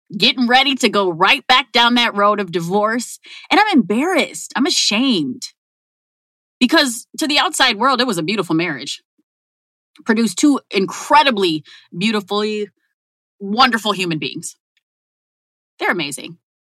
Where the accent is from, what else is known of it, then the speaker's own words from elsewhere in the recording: Minneapolis, Minnesota, United States; I grew up in North Minneapolis.